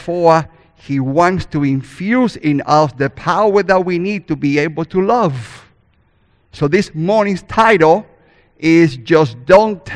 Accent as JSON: {"language": "English", "country": "Cuba", "tie": "born or raised there", "first_language": "Spanish", "second_language": "English", "moved": "yes", "said": "I was born in Cuba and raised there too, so I speak God's first language, called Spanish."}